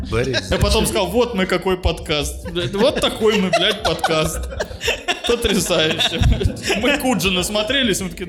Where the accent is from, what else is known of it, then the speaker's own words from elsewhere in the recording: Belarus; мы же из Беларуси кухонька